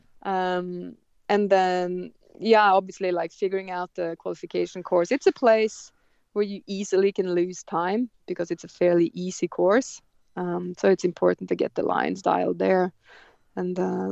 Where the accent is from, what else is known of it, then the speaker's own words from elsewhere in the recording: Otta, Innlandet, Norway; I'm from the Sjoa region. There's a little town there called Otta, so that's just 4 hours north of Oslo